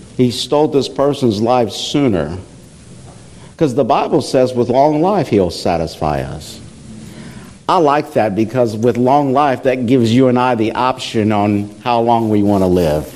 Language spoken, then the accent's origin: English; Iowa, United States; I'm from Iowa